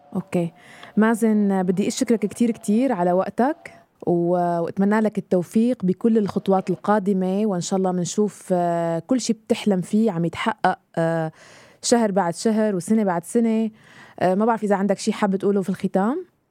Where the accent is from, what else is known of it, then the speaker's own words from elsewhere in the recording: Syria; moved away; انا سوريه